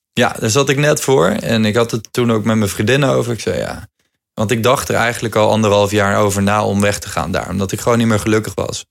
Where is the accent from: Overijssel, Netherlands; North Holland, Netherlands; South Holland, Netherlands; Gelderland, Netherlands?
Gelderland, Netherlands; Hoevelaken; Hoevelaken. Dat is het dorpje waar ik vandaan kom